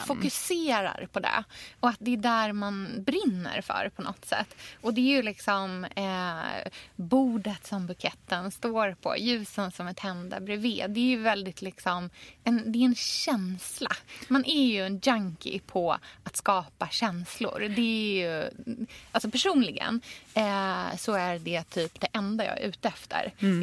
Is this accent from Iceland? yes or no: no; Australia; now in Sweden; jag är uppvuxen i Australien